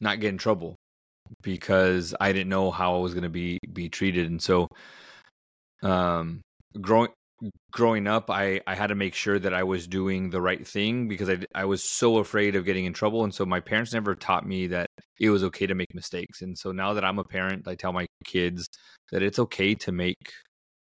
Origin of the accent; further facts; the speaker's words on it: Southern California, United States; I grew up in Southern California, and growing up, we didn't have a whole lot